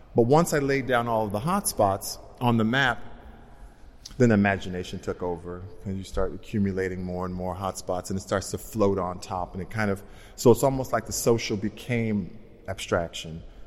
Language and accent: English; Los Angeles, California, United States; Being, being African American, being from South Central, being a hairdresser